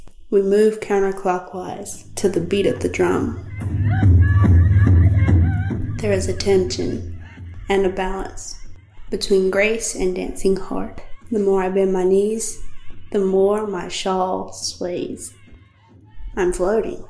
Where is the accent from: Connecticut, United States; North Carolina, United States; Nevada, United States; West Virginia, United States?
North Carolina, United States; Buckhead; I'm 17 years old and I'm from Buckhead